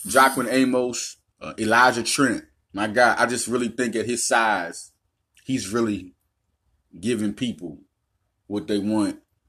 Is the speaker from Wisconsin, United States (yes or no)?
no; Little Rock, Arkansas, United States; also born or lived in West Philadelphia; I was born in West Philadelphia, raised in Southwest Little Rock, Arkansas. I moved to Southwest Little Rock, Arkansas in 1987. I moved back to Philadelphia in 2004.